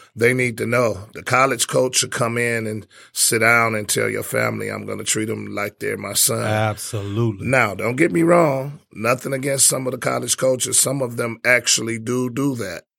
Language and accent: English; Detroit, Michigan, United States; I was from Detroit